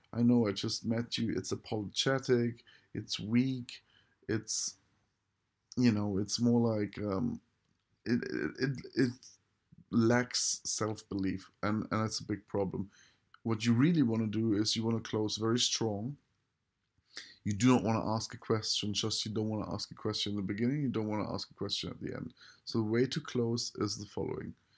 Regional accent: Germany; I just use German 'cause I am German

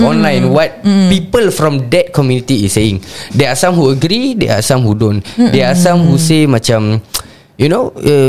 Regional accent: Singapore; as a Singaporean that's living in a multiracial

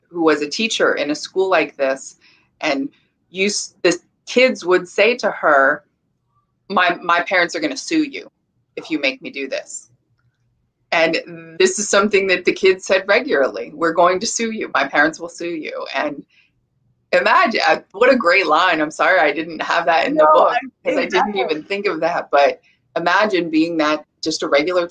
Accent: California, United States; I come from California

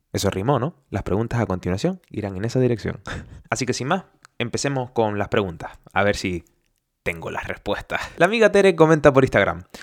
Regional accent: Canary Islands, Spain; moved away as an adult; now in Germany; Yo soy canario de español

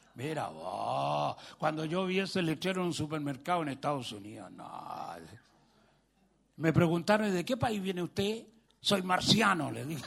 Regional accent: Chile; vengo de Chile

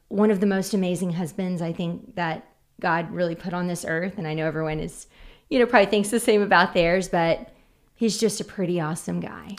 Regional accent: Oklahoma City, Oklahoma, United States; born and raised in Oklahoma City, Putman

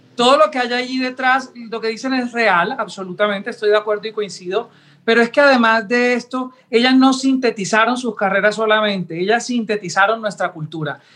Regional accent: Sincelejo, Sucre, Colombia; como cincelejano, como colombiano

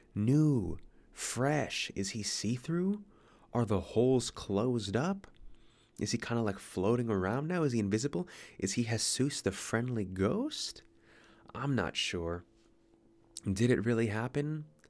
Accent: United States; now in Sydney, Australia; I'm American

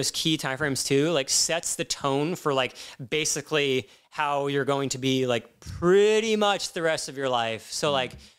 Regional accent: Midwest, United States; growing up in the Midwest

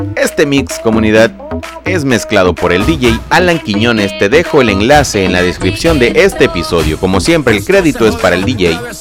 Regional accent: Mexico; del país México, de donde yo soy originario

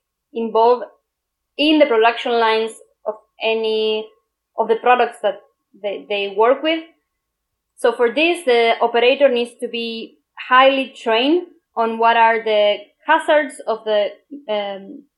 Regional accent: Argentina; now in Germany; I come from Argentina

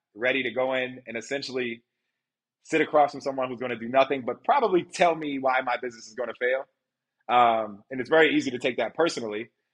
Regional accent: Baltimore, Maryland, United States; I was from Baltimore. Like, I grew up with teenage parents

